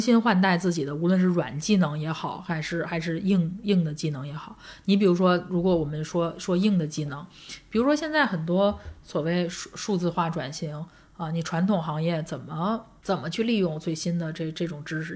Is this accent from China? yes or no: yes; Langfang, Hebei, China; moved away; 我在廊坊